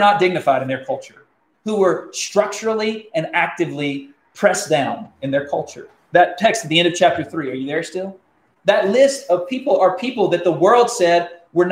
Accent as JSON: {"language": "English", "country": "United States", "said": "I'm thankful to be an American"}